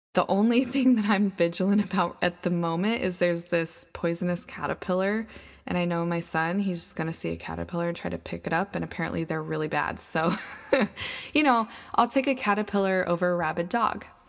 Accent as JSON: {"language": "English", "region": "Idaho", "country": "United States", "also_born_or_lived": "Thailand", "moved": "as an adult", "said": "We are from Idaho. Idaho is a very low cost of living area."}